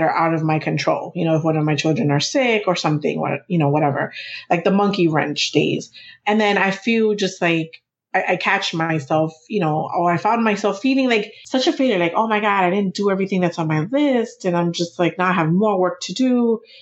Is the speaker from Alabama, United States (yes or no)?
no; New York City, New York, United States; We're both from New York City. Our family, we're both first generation. Our families are from the Dominican Republic